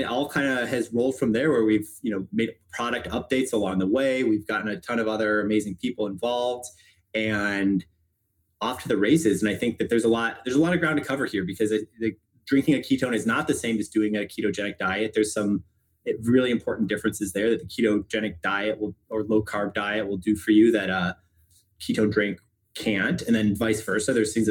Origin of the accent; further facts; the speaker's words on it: Chicago, Illinois, United States; I'm from Chicago originally, went to public high school, got into Stanford for college